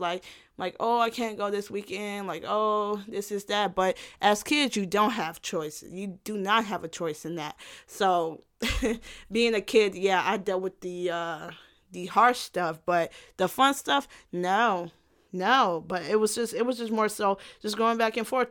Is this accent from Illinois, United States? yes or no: yes; Illinois, United States; also born or lived in Gary, Indiana; since I went to school more so in Illinois, I would just say Illinois.